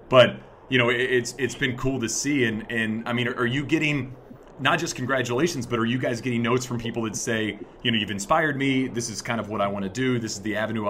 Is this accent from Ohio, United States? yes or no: no; Marshall, Texas, United States; my hometown